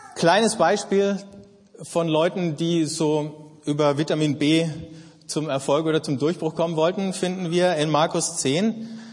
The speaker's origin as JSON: {"language": "German", "country": "Germany", "said": "Ich bin Deutscher, ich identifiziere mich mit dem Land"}